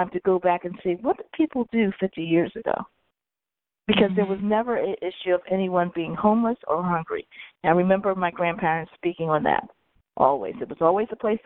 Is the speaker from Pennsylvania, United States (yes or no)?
yes; Philadelphia, Pennsylvania, United States; I was born in Hahnemann.